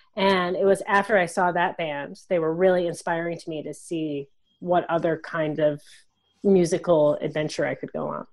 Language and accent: English; Wisconsin, United States; now in Canada; I mostly played classical music growing up, but I'm from Wisconsin